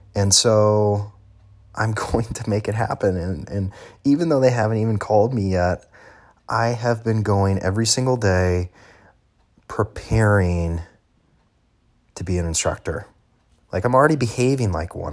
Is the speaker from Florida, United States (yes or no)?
no; Illinois, United States; moved away as an adult; I was going to leave Illinois, leave my hometown where I'd spent my entire life, and I was going to move to a new state